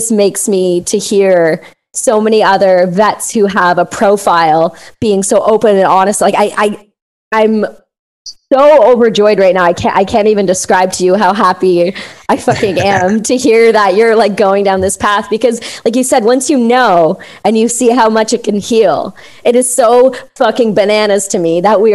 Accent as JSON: {"language": "English", "country": "Canada", "said": "I love being Canadian."}